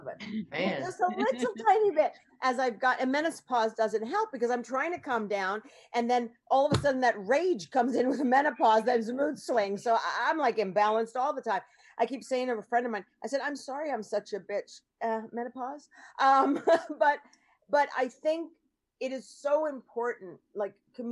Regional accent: New York, United States; I grew up in New York, and, you know, in the 80s

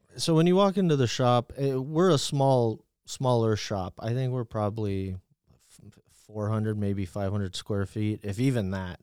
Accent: New Mexico, United States; I grew up in New Mexico

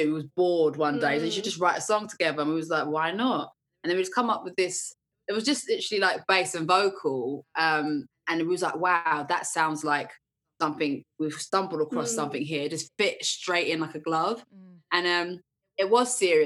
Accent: Essex, East of England, United Kingdom; I'm from Essex.

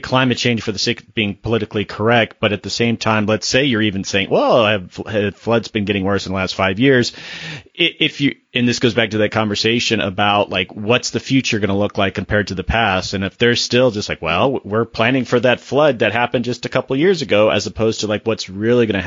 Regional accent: the South, United States; I am from the South

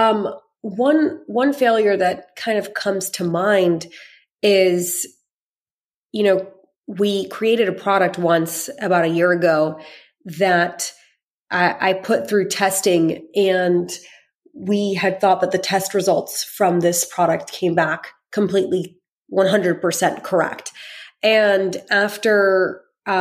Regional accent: United States; I grew up mainly in America

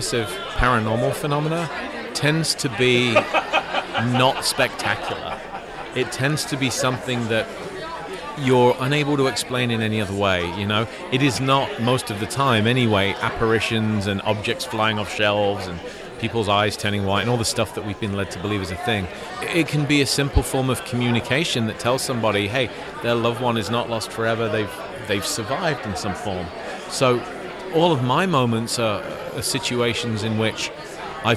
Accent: Leicestershire, East Midlands, United Kingdom; I grew up in Leicestershire, England

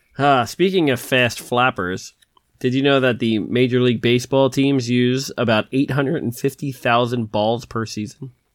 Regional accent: Philadelphia, Pennsylvania, United States; I'm from Philadelphia

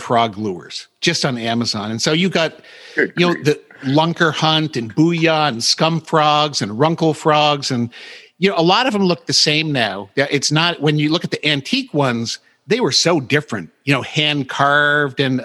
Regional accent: New England, United States; I grew up in New England

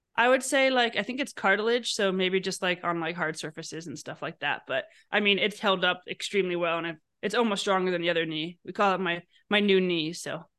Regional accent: New York City, New York, United States; I grew up in New York City and skied every weekend in Vermont

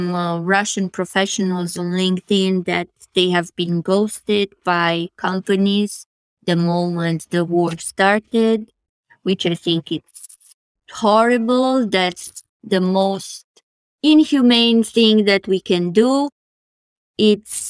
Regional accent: Romania; moved away; whenever I'm asked where am I from, I say Romania

